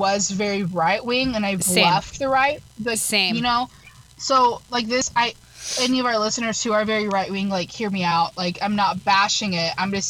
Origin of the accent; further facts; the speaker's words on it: United States; it's my job as an American citizen